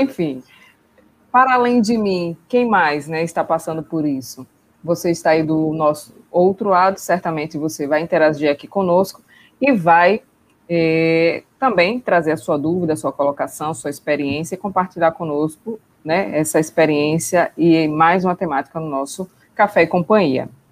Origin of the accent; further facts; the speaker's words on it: Brazil; nós somos brasileiros